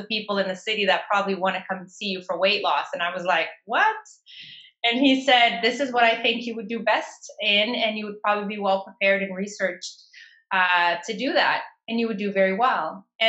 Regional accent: Toronto, Ontario, Canada; And to my luck, I was living in Toronto at the time. I was raised in Toronto.

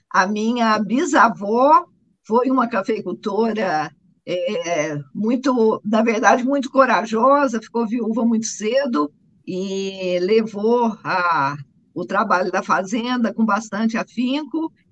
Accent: Guaxupé, Minas Gerais, Brazil; also born or lived in Boa Esperança; sou mineira, nascida em Boa Esperança, criada em Guaxupé

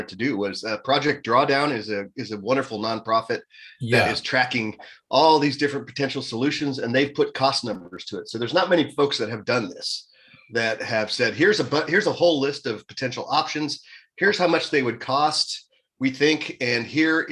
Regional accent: United States; as an American

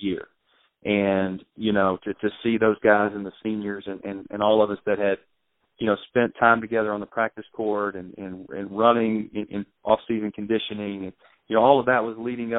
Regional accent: Arkansas, United States; I'm from Arkansas

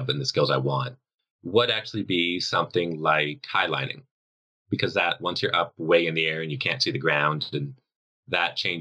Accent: Canada; Metric people like Canadians like me

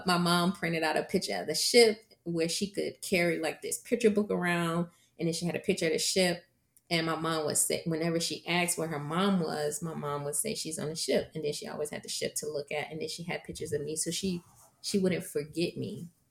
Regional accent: Virginia, United States; I am from Virginia

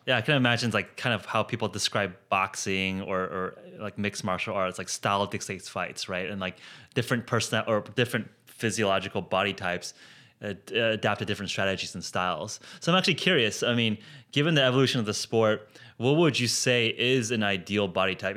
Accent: Palos Verdes, California, United States; now in San Francisco, United States; I grew up in Palos Verdes

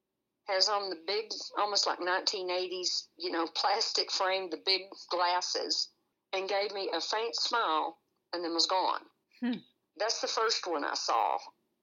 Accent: San Antonio, Texas, United States; also born or lived in Brackettville, Texas; I'm originally from San Antonio, Texas.

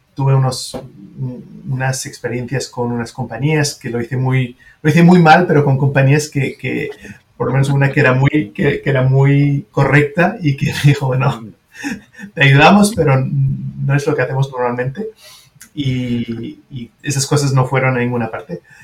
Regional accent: France; first language French; Spanish is a second language; also born or lived in Switzerland; now in United States; Una en Francia, obviamente es, mi lengua materna

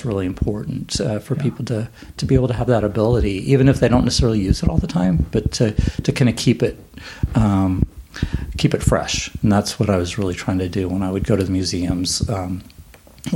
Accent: Houston, Texas, United States; I grew up in Houston

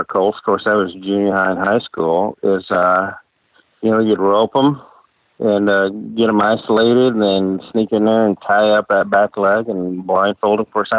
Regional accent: north central Texas, United States; I pretty much grew up immersed in the cattle and horse industry of north central Texas.

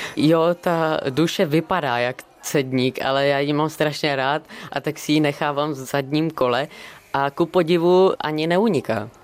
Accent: Bohemia, Czechia; A já jsem mu říkal z Čech

